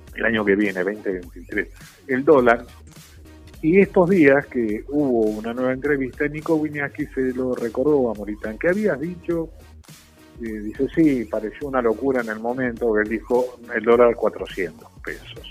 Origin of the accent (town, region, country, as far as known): Argentina